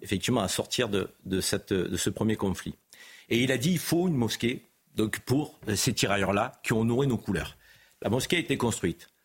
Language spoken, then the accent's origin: French; Marseille, Provence-Alpes-Côte d'Azur, France; en tant que Marseillais